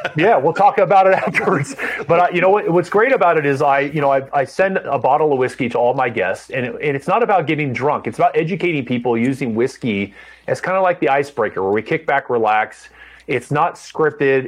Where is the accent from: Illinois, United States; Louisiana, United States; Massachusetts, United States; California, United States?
California, United States; Orange County, Southern; also born or lived in San Diego; I grew up in Orange County